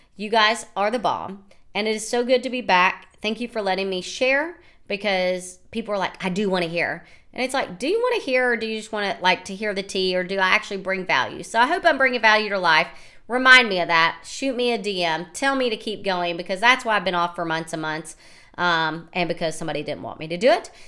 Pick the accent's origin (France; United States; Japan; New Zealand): United States; obviously I'm American. I told you I was American.